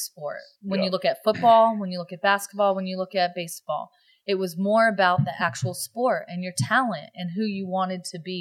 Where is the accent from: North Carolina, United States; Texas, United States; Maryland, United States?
North Carolina, United States; We're from North Carolina